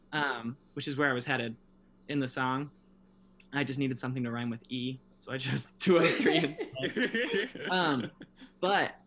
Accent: Omaha, Nebraska, United States; also born or lived in Lincoln, Nebraska; growing up in Omaha, it was kind of like, well, which parking lot are we going to tonight, fellas?

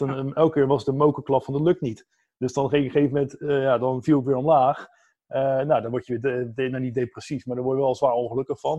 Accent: Capelle aan den IJssel, South Holland, Netherlands; moved away as an adult; now in Vlaardingen, Netherlands; Zelf kom ik eigenlijk uit Capella aan de IJssel

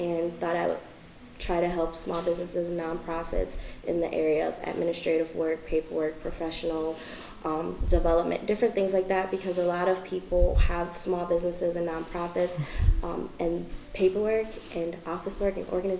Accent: Albion, Michigan, United States; also born or lived in Marshall, Michigan; I was born and raised in Albion, technically born in Marshall, raised in Albion

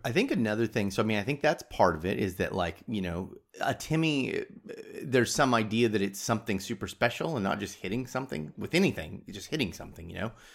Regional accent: United States; I'm American

